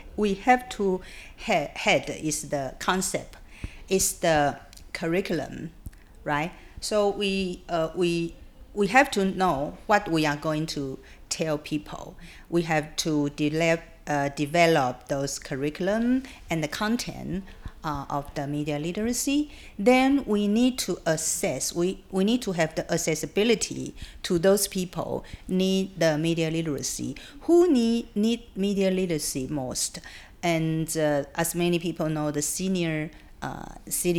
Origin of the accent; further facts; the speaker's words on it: Taiwan; also born or lived in United Kingdom; When I was in UK, I say I'm from Taiwan